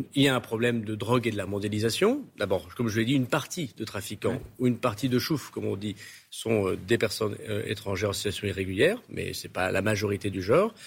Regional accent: Tourcoing, Hauts-de-France, France; les gens de chez moi à Tourcoing

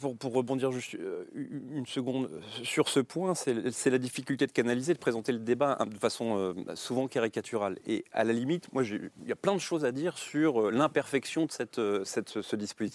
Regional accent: Rennes, Brittany, France; je suis breton, je suis rennais

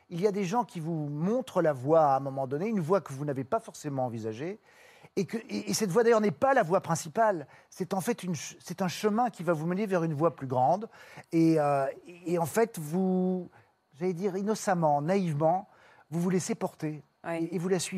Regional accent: Brussels, Brussels-Capital Region, Belgium; moved away as an adult; now in Paris, France; Et puis ensuite, arrivé ici, j'étais, je suis venu à Paris, moi, de Bruxelles, pour être sur les planches.

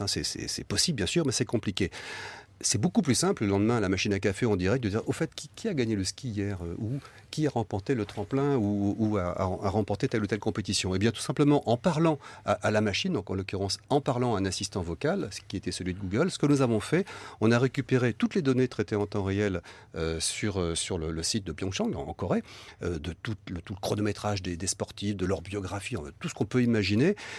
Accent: France; chez nous en France

